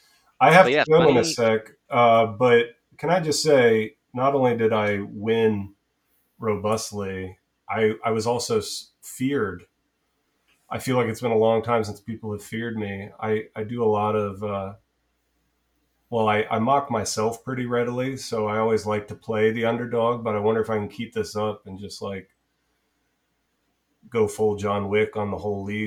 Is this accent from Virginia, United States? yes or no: yes; Charlottesville, Virginia, United States; moved away; I'm from Charlottesville originally. My folks are still there, so I have plenty of good reasons to get back.